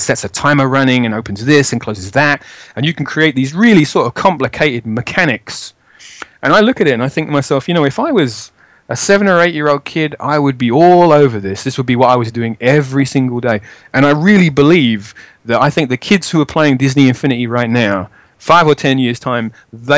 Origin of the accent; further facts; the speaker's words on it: London, United Kingdom; I'm from Edmonton in North London.